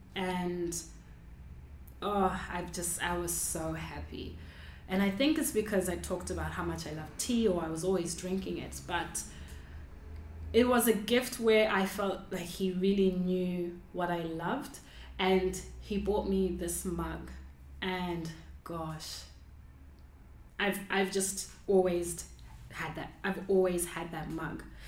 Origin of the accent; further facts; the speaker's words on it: Zimbabwe; I grew up in Zimbabwe